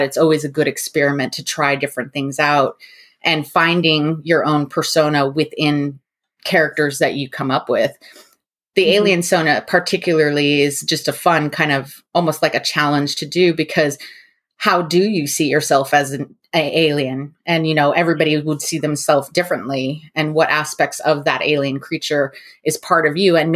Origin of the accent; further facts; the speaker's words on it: New Mexico, United States; I grew up in New Mexico.